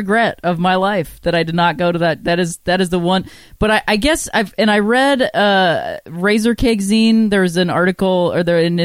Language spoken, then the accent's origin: English; Akron, Ohio, United States; moved away as an adult; also born or lived in Chicago; I grew up in Akron, Ohio